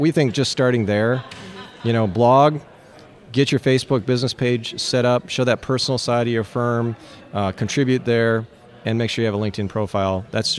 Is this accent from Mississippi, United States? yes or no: no; Minnesota, United States; Yeah, so I'm from Minnesota. I need a hockey reference.